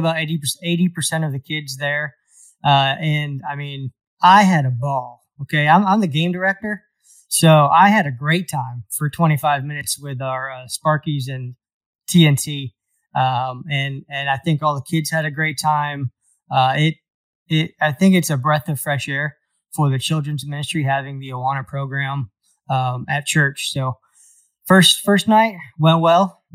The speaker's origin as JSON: {"language": "English", "town": "Fayetteville", "region": "North Carolina", "country": "United States", "tie": "born or raised there", "lives_now": "Fuquay-Varina, United States", "said": "I was born in Fayetteville, North Carolina"}